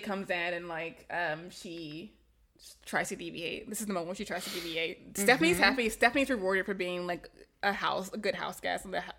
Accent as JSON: {"language": "English", "region": "the South", "country": "United States", "tie": "born or raised there", "said": "my essay that I wrote about growing up in the South. I don't think I wrote about it, but when we moved from the black part of the neighborhood to the white part of the neighborhood"}